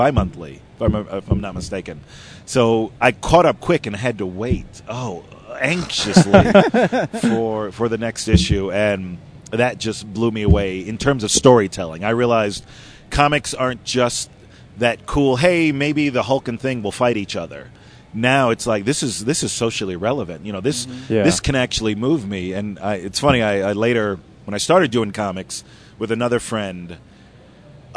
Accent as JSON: {"language": "English", "town": "Miami Beach", "region": "Florida", "country": "United States", "tie": "born or raised there", "said": "I grew up in Miami Beach. I went to, it's funny, I went to Miami Beach Senior High"}